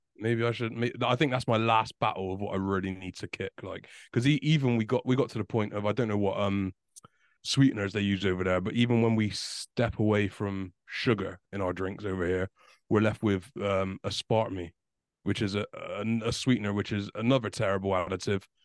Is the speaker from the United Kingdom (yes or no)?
yes; United Kingdom